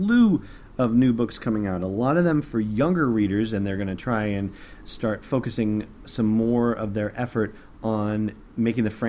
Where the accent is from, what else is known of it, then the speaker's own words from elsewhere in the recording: Los Angeles, California, United States; now in New Hampshire, United States; I grew up in Los Angeles